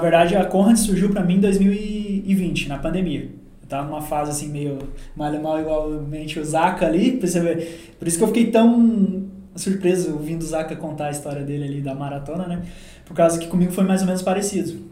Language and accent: Portuguese; Caçador, Santa Catarina, Brazil; also born or lived in Uberlândia; now in Senador Amaral, Brazil; Eu sou natural de Caçador, Santa Catarina